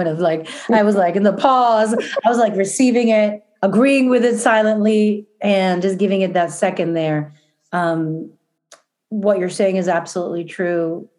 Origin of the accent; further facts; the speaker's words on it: New York City, New York, United States; I don't know if it's because I come from New York City, although my family before in Argentina were like that.